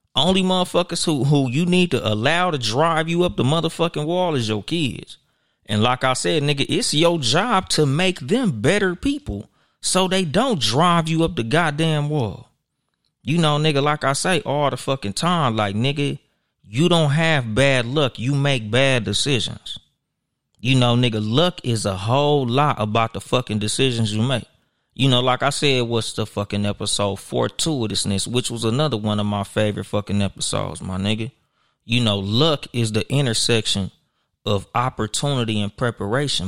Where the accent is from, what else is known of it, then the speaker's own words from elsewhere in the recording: Compton, California, United States; I'm from Compton, California